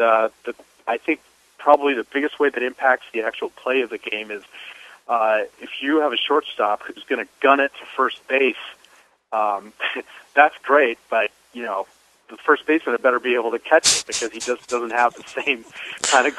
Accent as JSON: {"language": "English", "town": "Phoenix", "region": "Arizona", "country": "United States", "said": "I'm from Phoenix. I live right in downtown Phoenix, just two blocks from Chase Field."}